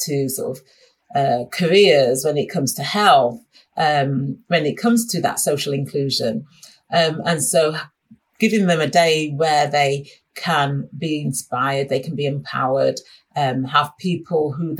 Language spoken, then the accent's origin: English; Sheffield, Yorkshire and the Humber, United Kingdom; moved away; I'm originally from Sheffield and most of my family is still in Sheffield